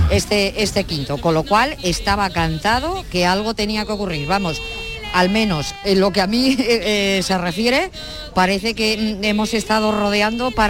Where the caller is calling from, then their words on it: Granada, Andalusia, Spain; Buenos días, Vigorra